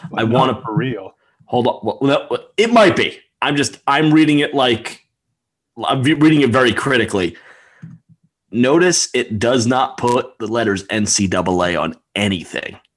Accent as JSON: {"language": "English", "region": "New Jersey", "country": "United States", "said": "I'm from New Jersey."}